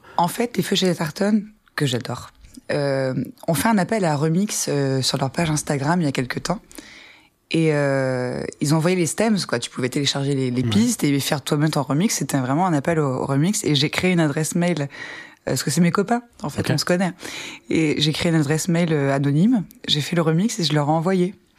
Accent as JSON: {"language": "French", "area": "Ardennes", "region": "Grand Est", "country": "France", "said": "je viens des Ardennes, qui est une, petite bourgade dans le nord de la France"}